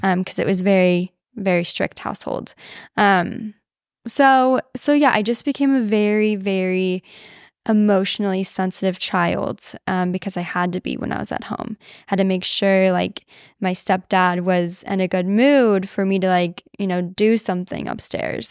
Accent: Southern Illinois, United States; moved away; I grew up in Illinois, um, Southern Illinois

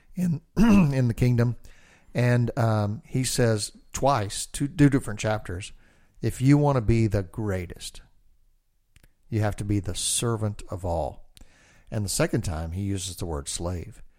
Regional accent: Texas, United States; I'm a redneck from Texas

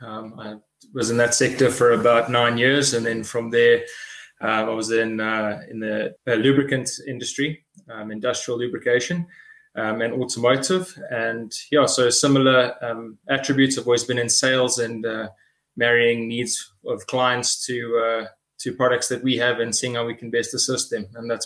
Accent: South Africa; As a South African, you kind of have to be passionate about rugby.

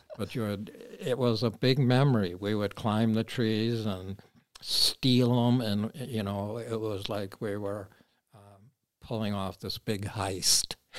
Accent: Minneapolis, Minnesota, United States; Bryan Square, which was a little park on thirty-first and Bryant, where I spent a good share of my growing up days

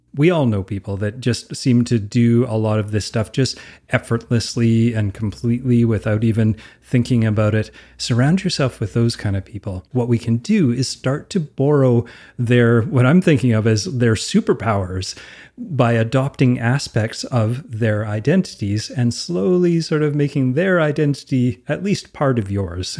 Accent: Alberta, Canada; I'm from Alberta

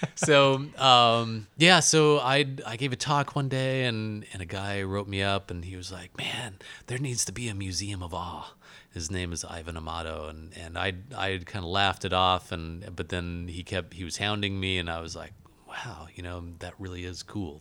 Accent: Alaska, United States; I was born in Alaska

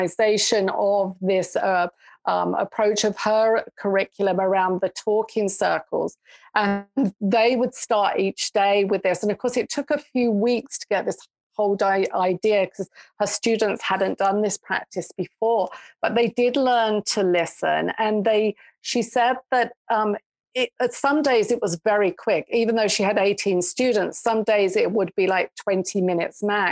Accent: England, United Kingdom; moved away as an adult; now in Canada; they knew that I grew up in England. They could tell by my accent

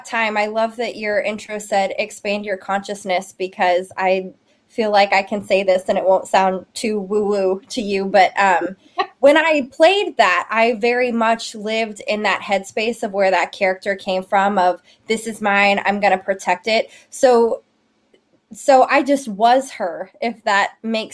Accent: Memphis, Tennessee, United States; moved away; I'm originally from Memphis, Tennessee

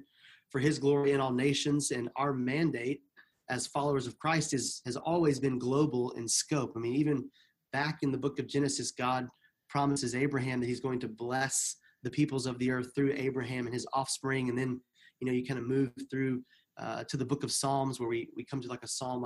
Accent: the Bible Belt, United States; moved away as an adult; also born or lived in East Africa / Middle East; both Carrie and I grew up in the United States in kind of the Bible Belt area.

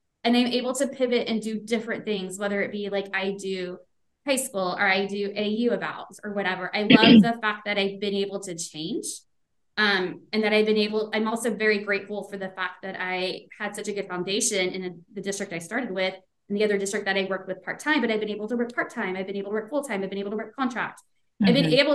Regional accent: Beaumont, Texas, United States; I grew up in the Beaumont area

